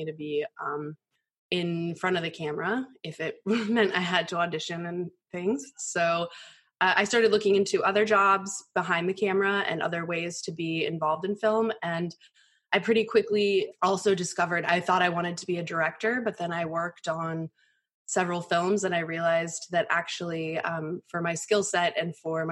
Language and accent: English; Colorado, United States; I grew up in Colorado